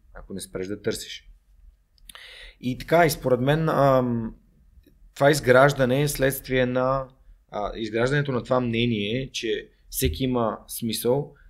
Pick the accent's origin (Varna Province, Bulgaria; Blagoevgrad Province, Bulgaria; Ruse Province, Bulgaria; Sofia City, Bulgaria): Sofia City, Bulgaria; Sofia; also born or lived in Germany; Аз съм отраснал в, в, в Редута, там най-много сме играли в, в Макахан и в 23-то и в Надежда